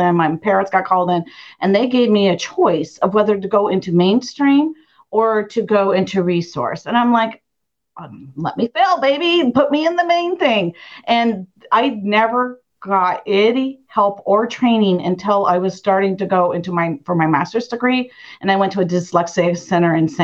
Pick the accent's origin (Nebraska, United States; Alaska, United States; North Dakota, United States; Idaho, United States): Idaho, United States; Idaho Falls; I grew up in Idaho Falls